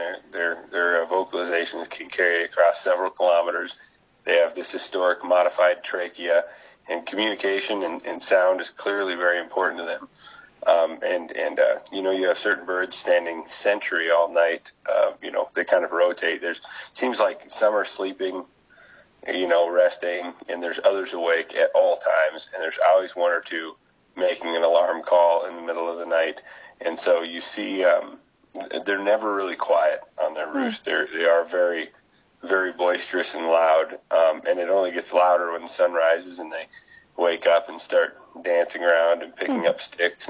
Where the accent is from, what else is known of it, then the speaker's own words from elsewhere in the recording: South Dakota, United States; also born or lived in New Mexico; now in Nebraska, United States; I'm from South Dakota, but the previous 5 years I was in New Mexico, and I've been here on my fifth year here.